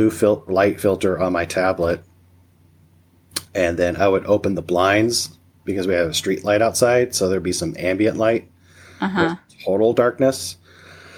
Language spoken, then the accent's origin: English; Missouri, United States; now in Nebraska, United States; I was born and raised in Missouri